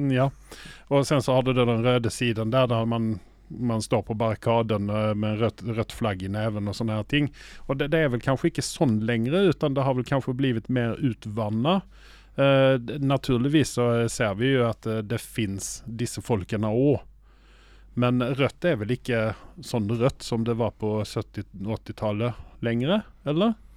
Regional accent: Sweden; now in Oslo, Norway; jeg er svensk

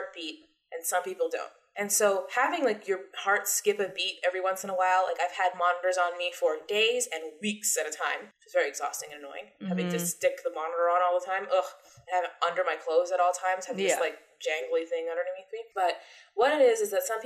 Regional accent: Canada; We're Canadian.

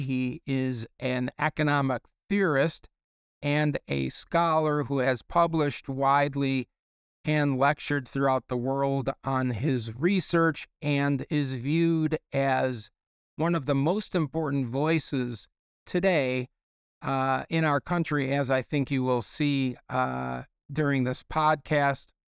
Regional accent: Chicago, Illinois, United States; we're both from Chicago

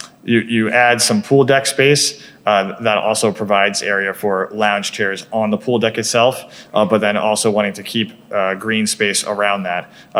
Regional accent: New York, United States; I grew up on Long Island, yep.

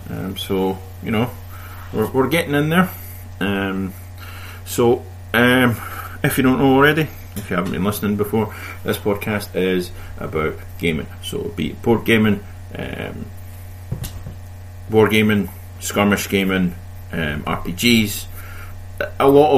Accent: Scotland, United Kingdom; me being Scottish

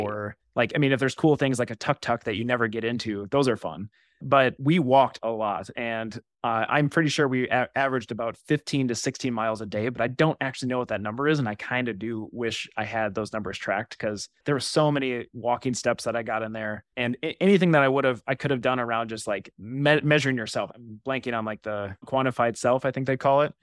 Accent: Wisconsin, United States; moved away as an adult; now in Twin Cities, United States; I'm originally from Wisconsin

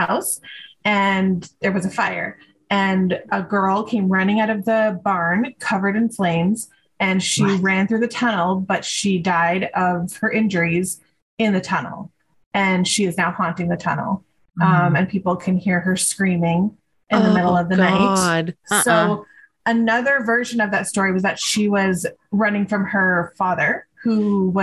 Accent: Ontario, Canada; now in Calgary, Canada; I'm originally from Ontario

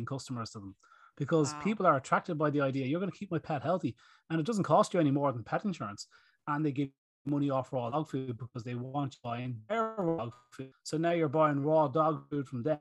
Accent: Greystones, County Wicklow, Ireland; Pharmacies in my hometown here in Greystones, we've got 8 pharmacies

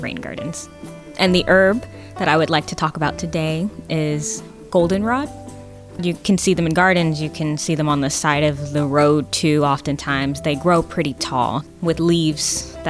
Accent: Florida, United States; moved away as an adult; now in Chicago, United States; I'm originally from Florida

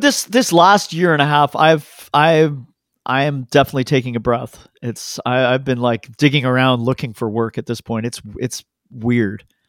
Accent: Canada; I'm Canadian

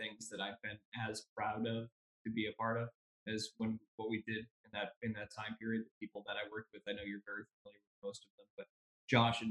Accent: Boston, Massachusetts, United States; moved away as an adult; now in Bangor, United States; So I moved up here in 2000 from Boston, and you and I kind of crossed paths there. And I'd grown up there and moved up here in 2000

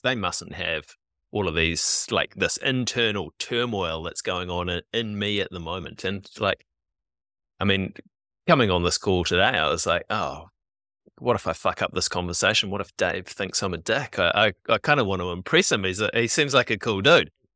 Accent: New Zealand; we're kids who grew up in the, in the eighties and nineties here in New Zealand

